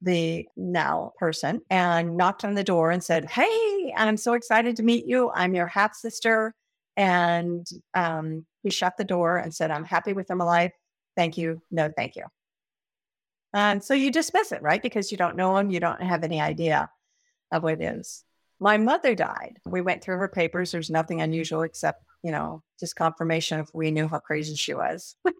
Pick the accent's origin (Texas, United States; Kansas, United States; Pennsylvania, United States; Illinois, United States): Kansas, United States; moved away as an adult; also born or lived in Nebraska / San Diego, California; I was born in Kansas.